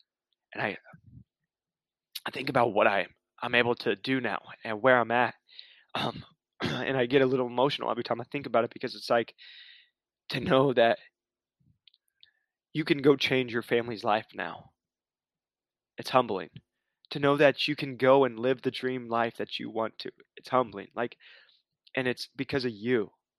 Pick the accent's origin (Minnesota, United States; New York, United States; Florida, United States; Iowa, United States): Iowa, United States; moved away as an adult; now in Arizona, United States; I moved out here to Arizona from Iowa. I had $1,200 to my name.